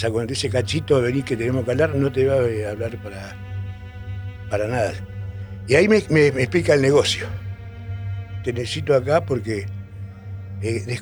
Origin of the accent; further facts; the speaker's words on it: San Miguel de Tucumán, Tucumán, Argentina; este, nací en San Miguel de Tucumán